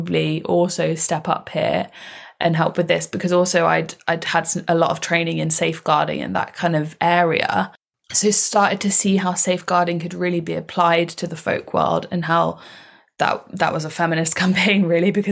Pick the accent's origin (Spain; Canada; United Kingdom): United Kingdom; Somerset, South West England; I'm from Somerset